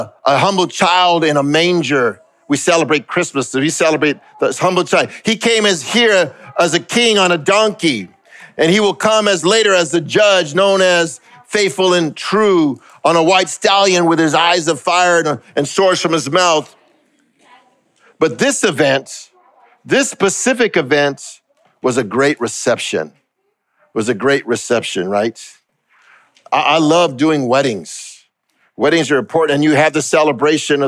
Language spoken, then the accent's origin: English; Los Angeles, California, United States; I grew up in East LA and right next to Alhambra and Pasadena.